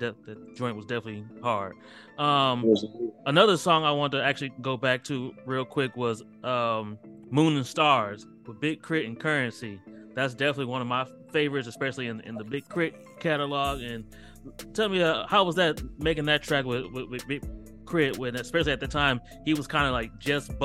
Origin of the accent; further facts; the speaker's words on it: Akron, Ohio, United States; now in Texas, United States; I'm from Akron, Ohio, hometown of LeBron James